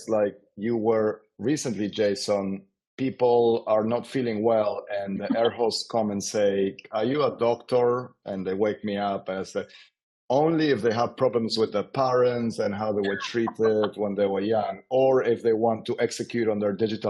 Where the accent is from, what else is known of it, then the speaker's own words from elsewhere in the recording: Argentina; moved away as an adult; now in London, United Kingdom; I was born and raised in Argentina